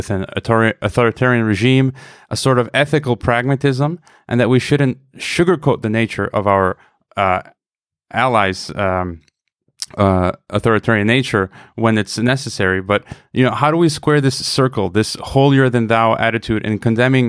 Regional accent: United States; I was raised as an American

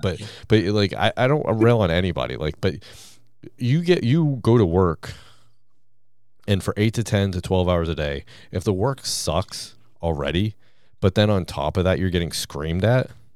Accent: Gardner, Massachusetts, United States; my hometown of Gardner, Massachusetts

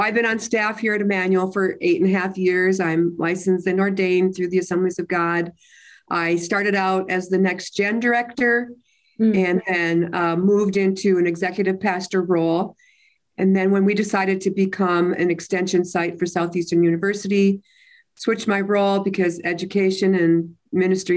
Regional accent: Minnesota, United States; moved away as an adult; also born or lived in Utah; I was born and raised in Minnesota

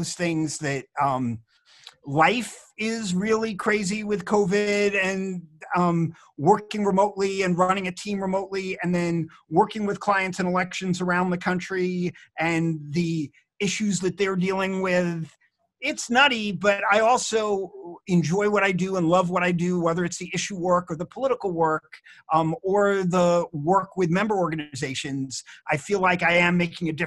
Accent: Rockland County, New York, United States; moved away as an adult; I grew up in Rockland County, New York, in a crazy Jewish family

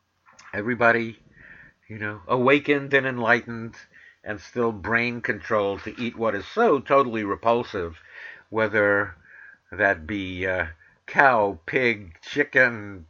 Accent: New York City, New York, United States; I'm from Manhattan, the Bronx, and Queens, but I learned that I could put R's where they belong and take R's away from where they don't belong.

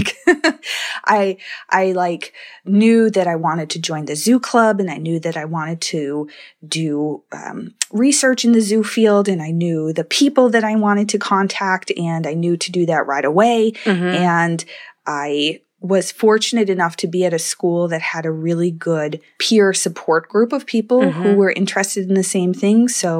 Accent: Wisconsin, United States; In Wisconsin.

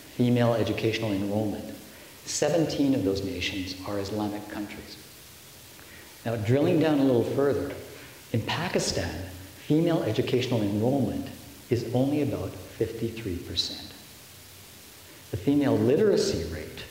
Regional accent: Canada; we progressive, sophisticated Canadian voters

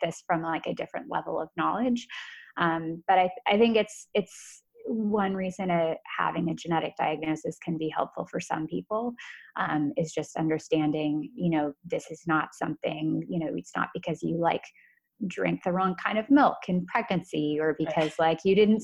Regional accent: United States; I'm American

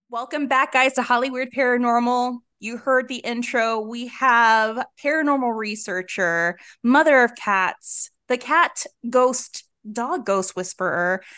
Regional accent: the South, United States; moved away; also born or lived in Honduras; I grew up in the South.

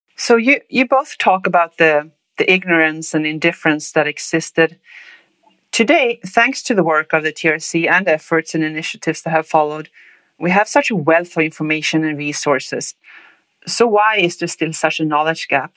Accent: Linköping, Östergötland, Sweden; English is a second language; now in Ottawa, Canada; I grew up in Linköping, Sweden, and now live in Ottawa

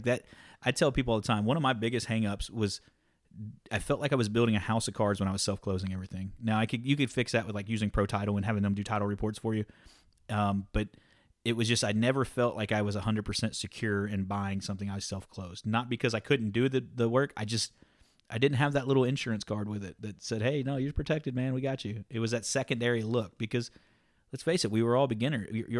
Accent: Deep South, United States; I'm from Deep South.

